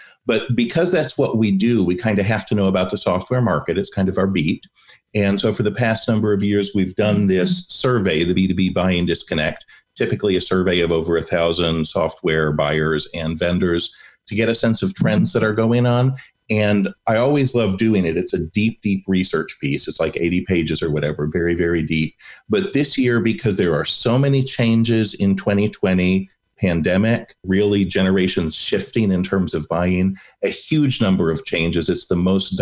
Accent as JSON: {"language": "English", "town": "Ann Arbor", "region": "Michigan", "country": "United States", "tie": "born or raised there", "moved": "yes", "lives_now": "Pflugerville, United States", "said": "I was born in Ann Arbor"}